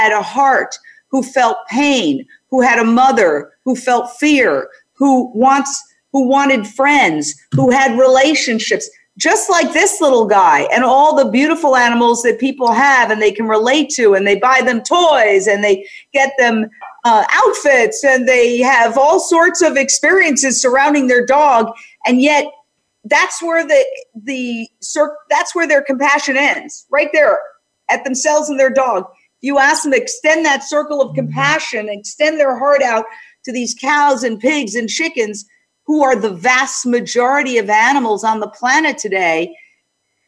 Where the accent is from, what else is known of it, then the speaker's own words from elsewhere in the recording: New York City, New York, United States; I grew up in Midtown Manhattan and I heard the clops every morning